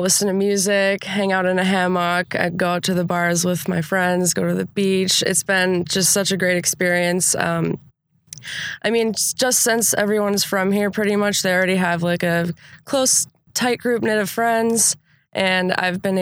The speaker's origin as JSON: {"language": "English", "town": "Sheboygan", "region": "Wisconsin", "country": "United States", "also_born_or_lived": "Madison, Wisconsin", "said": "I'm from Sheboygan, Wisconsin. It's an hour north of Milwaukee."}